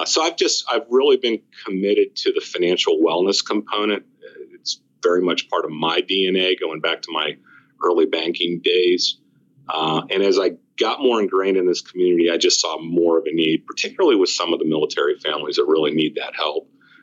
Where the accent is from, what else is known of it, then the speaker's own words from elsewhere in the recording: Northeast, United States; now in Williamsburg, United States; You know, I came from the Northeast, spent a lot of time in New Jersey, New York, and Philly.